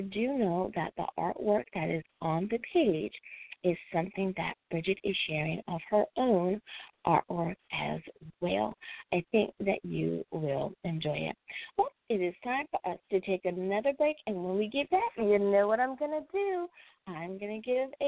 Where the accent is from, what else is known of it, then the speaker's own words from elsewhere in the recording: United States; my home country, the U.S. of A.